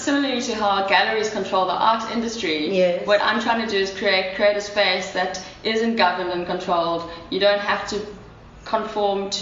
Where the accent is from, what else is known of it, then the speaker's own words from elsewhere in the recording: Durban, KwaZulu-Natal, South Africa; I grew up in Durban and I'm like fully aware of that side of the culture